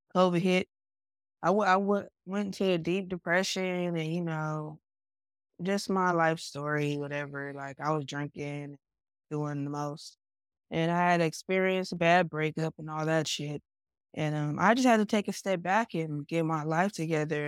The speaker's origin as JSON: {"language": "English", "town": "Stockton", "region": "California", "country": "United States", "tie": "born or raised there", "also_born_or_lived": "Sacramento, California", "said": "I'm originally from Stockton, California, but Sacramento has been like my performance home."}